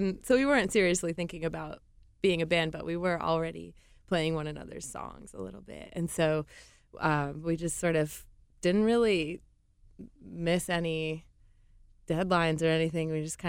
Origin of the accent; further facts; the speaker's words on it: Long Island, New York, United States; now in Asheville, United States; I grew up on Long Island, just in the suburbs of New York City.